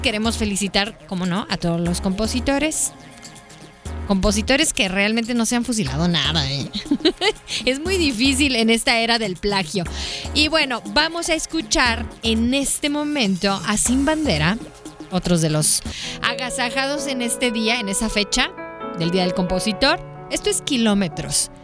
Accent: Mexico; also born or lived in Guadalajara; otros están estudiando aquí en, nuestro país

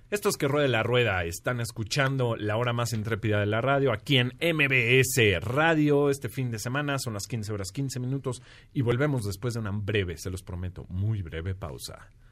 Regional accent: León, Guanajuato, Mexico; no se olviden de mi tierra, de ahí de León

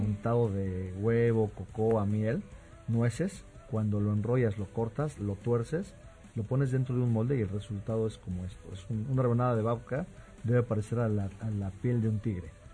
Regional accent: Mexico

